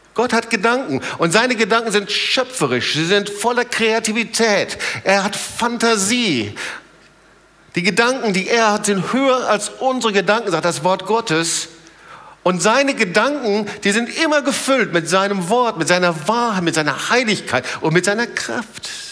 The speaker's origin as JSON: {"language": "German", "country": "Germany", "said": "bei uns in Deutschland"}